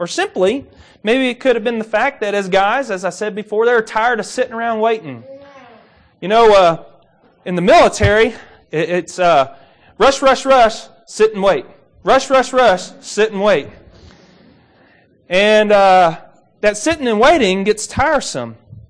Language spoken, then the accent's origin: English; Kentucky, United States; Now, I'm from Kentucky, and I grew up around a few ponds.